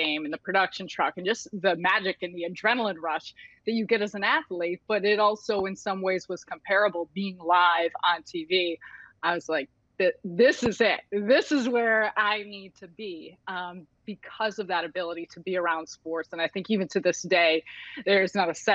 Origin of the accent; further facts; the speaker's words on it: Chicago, Illinois, United States; I'm born and raised in Chicago and grew up around Chicago